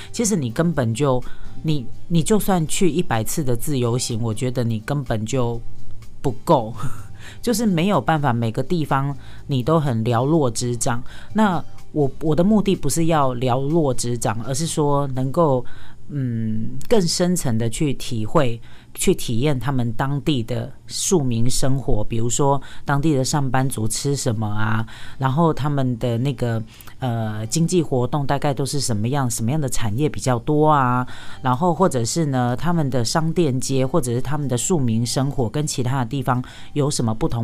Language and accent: Chinese; Taiwan; 我们台湾人